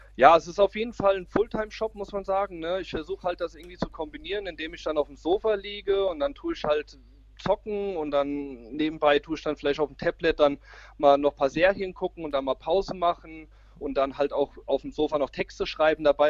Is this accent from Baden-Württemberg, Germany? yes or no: no; Braunfels, Hesse, Germany; Ich komme aus Mittelhessen, ähm, genauer gesagt aus Braunfels